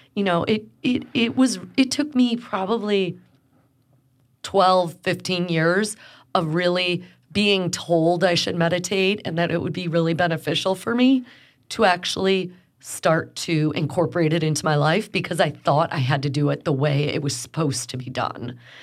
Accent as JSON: {"language": "English", "town": "Chicago", "region": "Illinois", "country": "United States", "moved": "yes", "lives_now": "Houston, United States", "said": "When people ask me where I'm from, I'm a Chicagoan"}